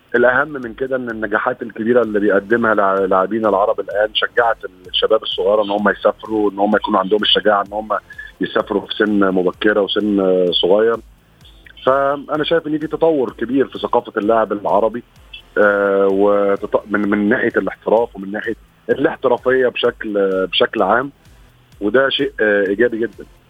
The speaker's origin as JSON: {"language": "Arabic", "country": "Egypt", "said": "عندنا في مصر"}